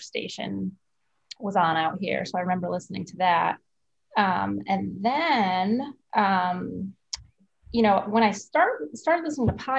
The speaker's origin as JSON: {"language": "English", "region": "Connecticut", "country": "United States", "moved": "as an adult", "lives_now": "Watertown, United States", "said": "Originally, I'm from Connecticut"}